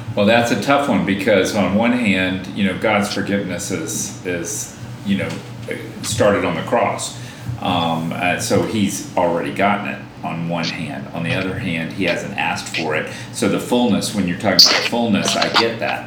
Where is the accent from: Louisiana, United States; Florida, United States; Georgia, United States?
Georgia, United States; also born or lived in South Carolina; now in New York, United States; I'm from Georgia